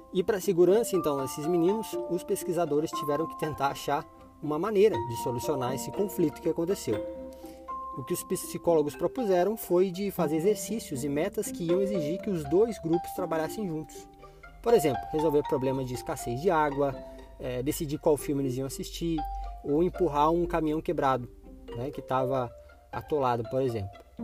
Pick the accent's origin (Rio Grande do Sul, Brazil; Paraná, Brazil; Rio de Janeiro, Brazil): Paraná, Brazil; Curitiba; aqui na minha cidade natal